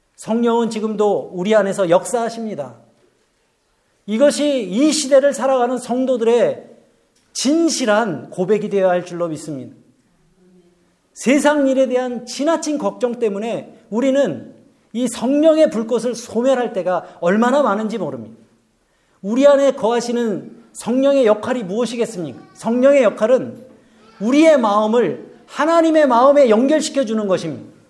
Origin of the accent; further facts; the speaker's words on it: South Korea; moved away